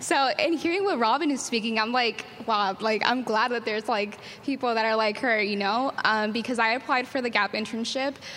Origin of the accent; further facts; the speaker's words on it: San Diego, California, United States; I'm from City Heights